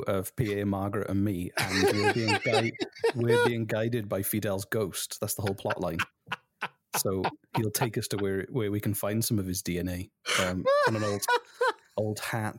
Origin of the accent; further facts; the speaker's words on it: Wales, United Kingdom; I'm Welsh.